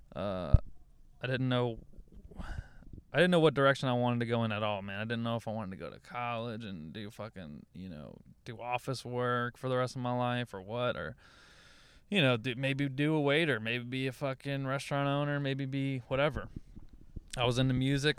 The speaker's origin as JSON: {"language": "English", "region": "Louisiana", "country": "United States", "also_born_or_lived": "Dallas", "moved": "yes", "lives_now": "Los Angeles, United States", "said": "I'm from Louisiana"}